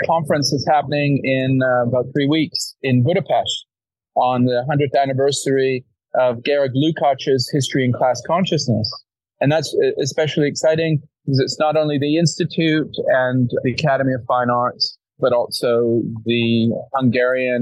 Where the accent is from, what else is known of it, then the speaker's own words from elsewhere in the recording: Vancouver area, British Columbia, Canada; also born or lived in London, United Kingdom / Toronto, Canada / Berkeley, United States; my hometown